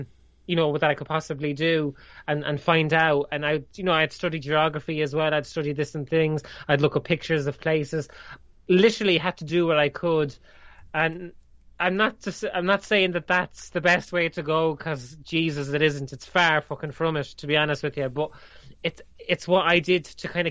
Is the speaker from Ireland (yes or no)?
yes; Ireland; they teach Irish here. I can just about speak English, never mind speak my native language